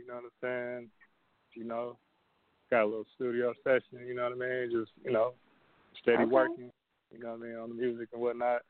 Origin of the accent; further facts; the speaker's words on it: Indianapolis, Indiana, United States; man. I'm from Indianapolis, man. So straight out the Midwest with it.